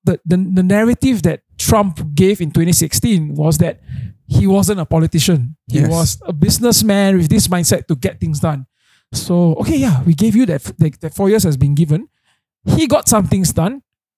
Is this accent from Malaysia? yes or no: yes; Malaysia; Yeah, I'm Malaysian.